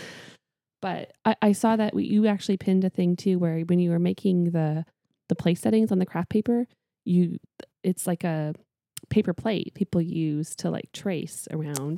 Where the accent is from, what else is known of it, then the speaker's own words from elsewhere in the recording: Canada; moved away; I am Canadian.